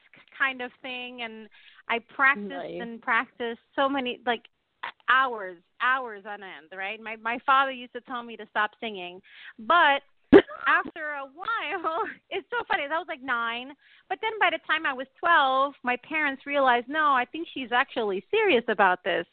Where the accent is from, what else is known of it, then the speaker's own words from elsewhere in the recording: Puerto Rico; also born or lived in New Jersey; I was born in New Jersey, but I grew up in a little island called Puerto Rico